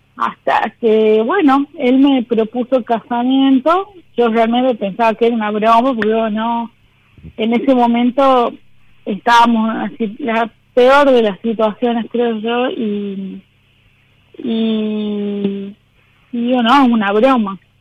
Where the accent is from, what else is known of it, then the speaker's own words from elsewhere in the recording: San Miguel de Tucumán, Tucumán, Argentina; Soy de Tucumán